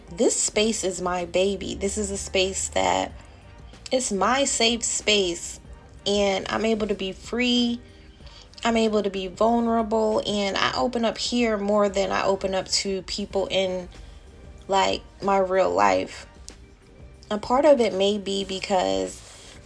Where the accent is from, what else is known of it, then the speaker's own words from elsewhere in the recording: Delaware, United States; my home state popped up, which was Delaware